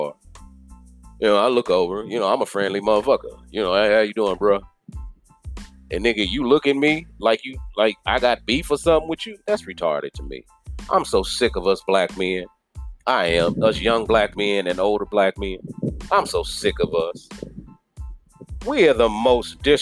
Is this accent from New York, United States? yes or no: no; Kansas City, Missouri, United States; moved away as an adult; I'm born and raised in Kansas City. Born and raised in Kansas City